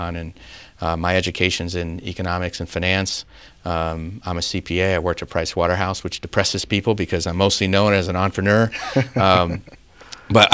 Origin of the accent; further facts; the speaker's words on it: Claremont, California, United States; moved away; I grew up in Claremont, California, down in southern near